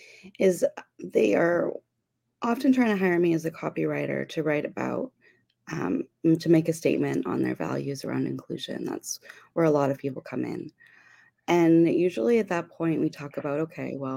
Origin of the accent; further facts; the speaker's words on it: Abbotsford, British Columbia, Canada; I'm communications consultant from Abbotsford, BC, Canada.